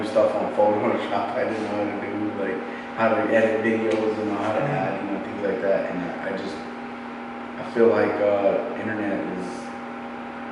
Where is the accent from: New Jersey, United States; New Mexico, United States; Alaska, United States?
New Mexico, United States; South Valley; where I come from, in South Valley